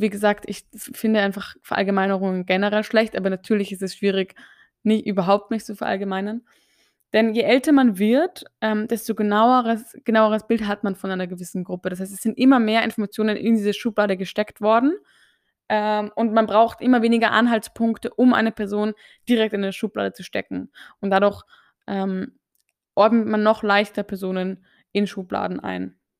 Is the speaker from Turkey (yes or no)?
no; Austria; ich gehöre ja zu den ÖsterreicherInnen